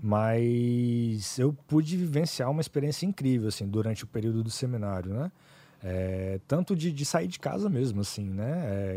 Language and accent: Portuguese; Vitória, Espírito Santo, Brazil; also born or lived in Ipatinga, Minas Gerais; fui criado aqui em Vitória